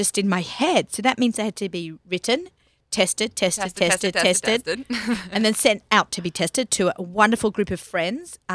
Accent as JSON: {"language": "English", "country": "Australia", "moved": "yes", "lives_now": "United States", "said": "I am Australian"}